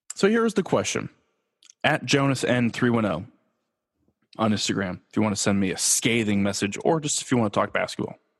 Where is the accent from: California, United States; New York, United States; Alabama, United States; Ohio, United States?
California, United States; Los Angeles; I am born and raised in Los Angeles